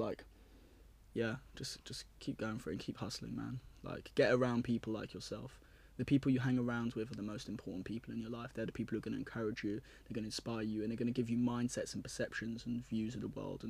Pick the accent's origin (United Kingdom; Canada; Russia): United Kingdom; London; also born or lived in Cardiff; I moved to a school called Whitchurch in Cardiff, and I'm from London originally.